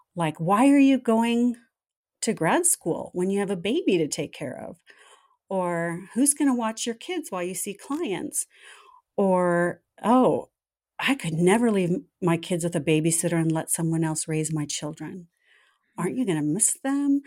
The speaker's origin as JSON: {"language": "English", "region": "Southern California", "country": "United States", "tie": "born or raised there", "said": "I grew up in Southern California, right in the heart of the entertainment industry"}